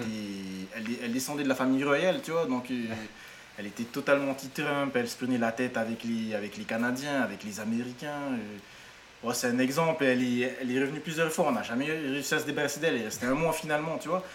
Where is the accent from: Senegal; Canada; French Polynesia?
French Polynesia; je venais de Polynésie